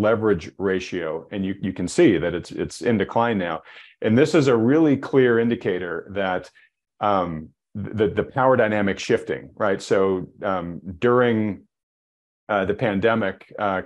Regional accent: New England, United States; I grew up in New England, we call it Worcester sauce

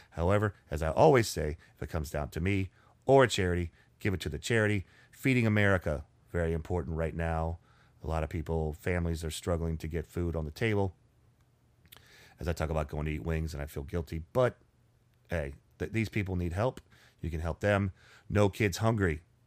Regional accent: Richmond, United States; we're from Richmond

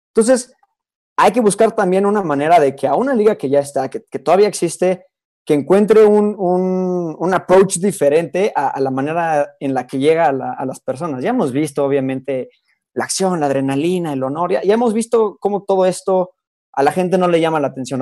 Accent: Mexico; en México yo no sé si tenemos la infraestructura

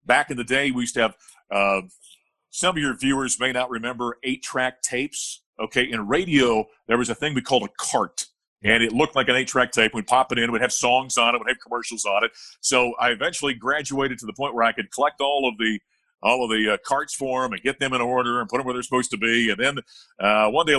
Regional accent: Grand Forks, North Dakota, United States; my hometown of Grand Forks, North Dakota

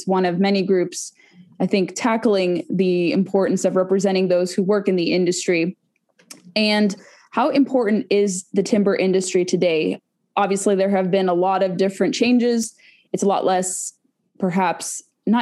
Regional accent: Southern California, United States; moved away; I'm from California originally, so I remember fire season, mostly chaparral because I was in Southern California

